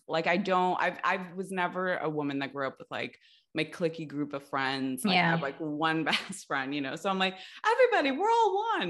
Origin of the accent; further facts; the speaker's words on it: Los Angeles, California, United States; Grew up in LA.